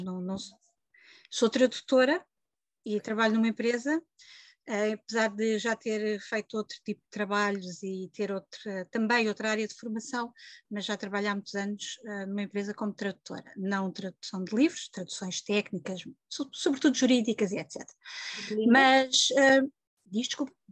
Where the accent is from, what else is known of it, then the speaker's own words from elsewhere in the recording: Lisbon, Portugal; moved away as an adult; now in Santarém, Portugal; nasci e vivi quase sempre em Lisboa